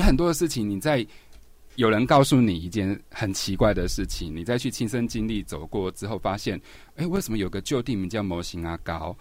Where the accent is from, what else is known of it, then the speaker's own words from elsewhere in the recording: Banqiao, New Taipei, Taiwan; 我以前的时候住在板桥靠河岸的地方，有个地方嗯。叫江子翠